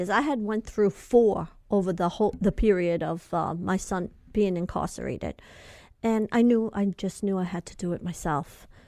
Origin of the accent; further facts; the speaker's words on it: California, United States; I'm from California and I don't know where this is and that is.